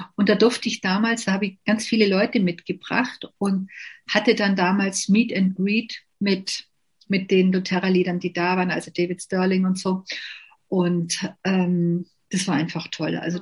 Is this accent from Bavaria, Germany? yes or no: yes; Bavaria, Germany; also born or lived in Lindau am Bodensee; bei uns in Bayern